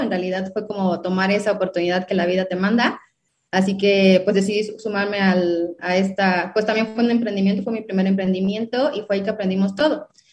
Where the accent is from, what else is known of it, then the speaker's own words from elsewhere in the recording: southern Mexico, Mexico; yo soy em, obviamente mexicana, soy del sur de México